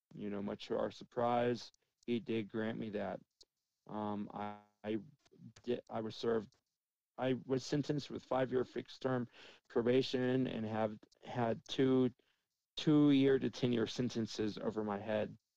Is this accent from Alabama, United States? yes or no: no; Dallas, Texas, United States; moved away as an adult; also born or lived in Las Vegas, Nevada; now in Cheyenne, United States; I grew up in Dallas, then I lived in Vegas, two very large cities